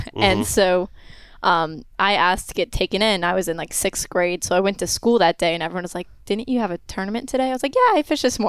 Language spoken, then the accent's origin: English; Pompano Beach, Florida, United States; growing up in Pompano, like, it's not just about like that we've grown up fishing.